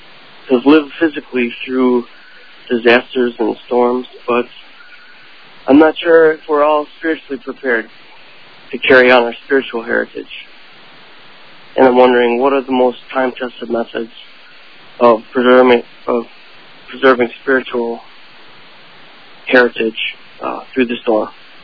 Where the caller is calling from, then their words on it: Minnesota, United States; I'm calling from Minnesota.